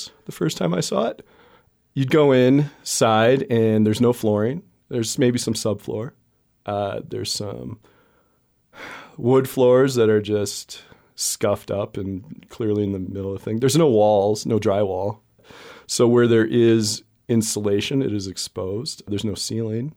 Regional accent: Wisconsin, United States; growing up in Wisconsin

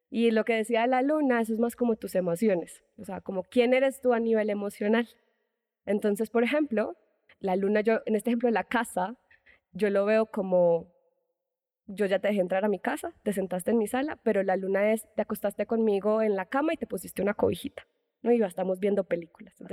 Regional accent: Medellín, Antioquia, Colombia; now in Mexico City, Mexico; soy colombiana, paisa de Medellín. Uh. si el acento no, no se me nota, por favor, no me odien mis paisas

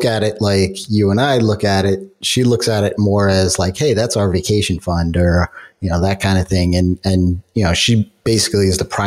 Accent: New York, United States; I'm a New Yorker

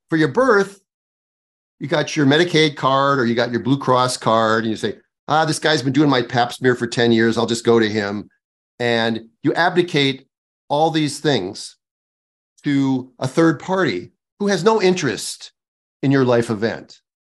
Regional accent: Midwest, United States; moved away; I'm from the Midwest

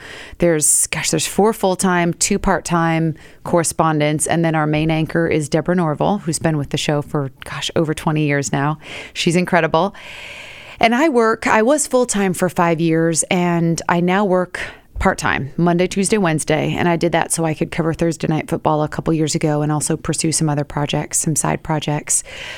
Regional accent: Seattle, Washington, United States; moved away as an adult; now in New York City, United States; Born and raised in Seattle.

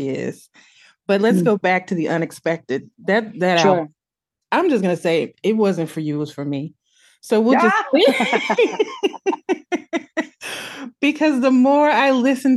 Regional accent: Midwest, United States; We come from the Midwest

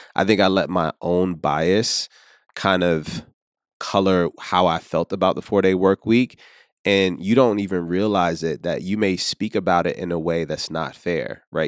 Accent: Richmond, Virginia, United States; now in New York, United States; I'm originally from Richmond, Virginia, and somehow made my way here to, uh, New York.

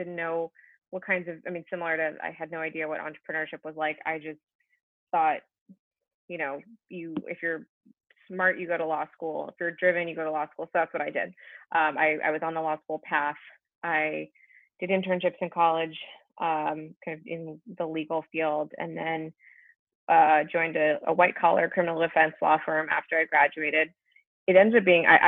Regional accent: Berkeley, California, United States; I grew up in Berkeley, California. Not too far from where I am right now.

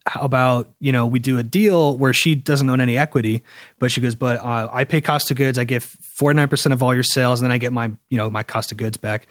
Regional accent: Charleston, South Carolina, United States; now in Los Angeles, United States; I went back to Charleston, South Carolina, where I'm from

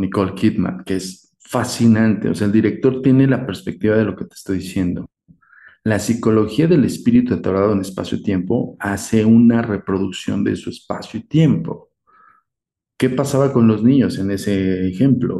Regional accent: Mexico; nosotros como mexicanos

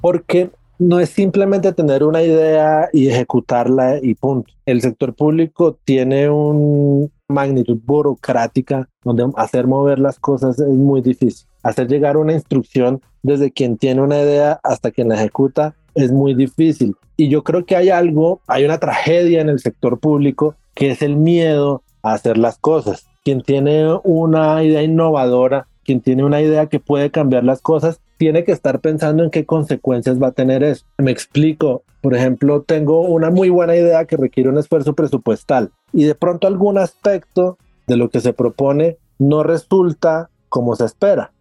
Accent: Cali, Valle del Cauca, Colombia; moved away; also born or lived in Bogotá; Yo nací, yo crecí en Cali

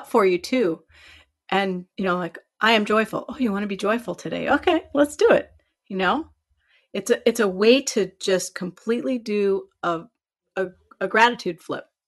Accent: Iowa, United States; I'm from Iowa too

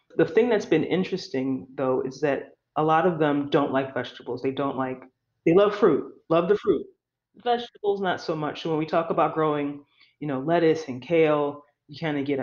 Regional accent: Philadelphia, Pennsylvania, United States; I grew up in Philadelphia most of my life in South Philadelphia

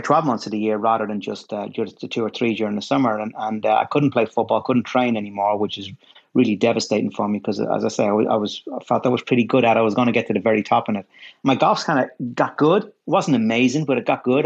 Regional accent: Dublin, Leinster, Ireland; I grew up in Ireland. Grew up in a suburb of Dublin

